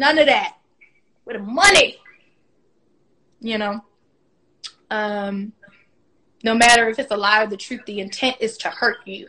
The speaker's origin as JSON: {"language": "English", "town": "Washington", "region": "District of Columbia", "country": "United States", "tie": "born or raised there", "said": "Both of us were raised in Washington, D.C., in actual, the city"}